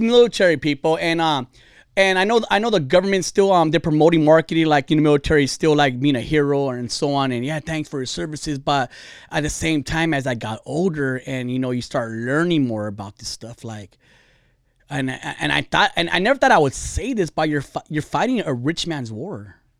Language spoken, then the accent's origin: English; California, United States; I'm Californian